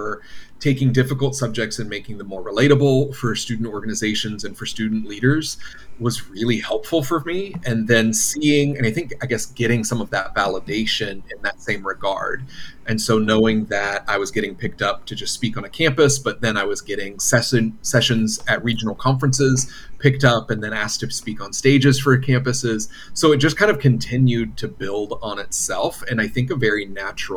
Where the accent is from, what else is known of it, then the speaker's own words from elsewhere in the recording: Wilmington, North Carolina, United States; now in Los Angeles, United States; Originally born and raised in North Carolina, Wilmington, North Carolina, on the other coast